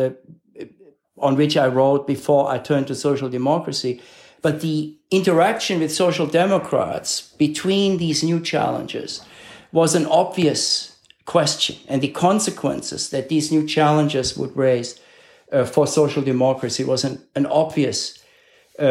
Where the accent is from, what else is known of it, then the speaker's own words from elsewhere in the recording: Cologne, North Rhine-Westphalia, Germany; moved away as an adult; now in United States; a member of sort of the social democratic subculture of my hometown of Cologne